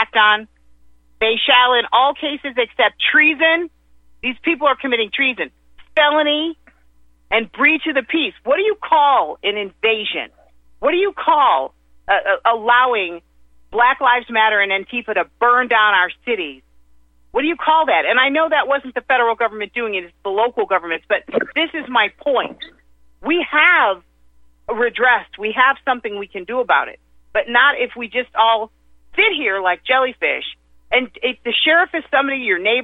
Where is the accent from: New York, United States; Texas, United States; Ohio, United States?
Ohio, United States; Cleveland area; I was right there on South Woodland